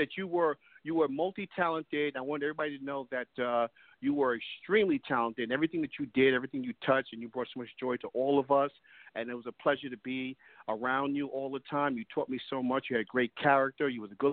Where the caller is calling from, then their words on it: Brooklyn, New York, United States; Hey, Lillo, this is your friend … from Brooklyn, New York.